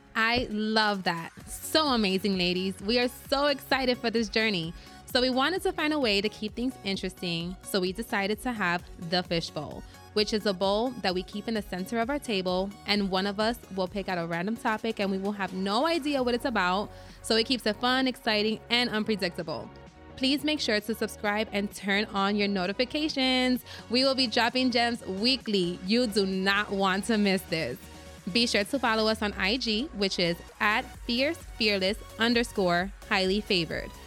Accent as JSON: {"language": "English", "town": "New York City", "region": "New York", "country": "United States", "tie": "born or raised there", "said": "I'm Puerto Rican and Dominican, born and raised in the Bronx"}